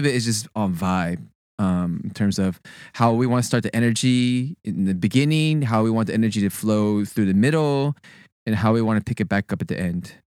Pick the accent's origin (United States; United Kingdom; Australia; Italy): United States; Sugar Land, Texas; moved away as an adult; also born or lived in Berkeley; I, born and raised in Texas, went to school at Berkeley